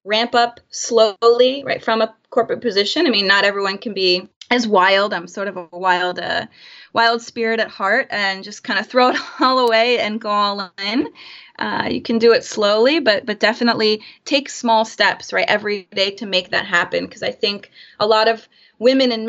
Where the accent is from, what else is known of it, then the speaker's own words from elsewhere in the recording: Florida, United States; moved away as an adult; also born or lived in Chicago / San Francisco Bay Area; now in San Francisco, United States; Born and raised in Florida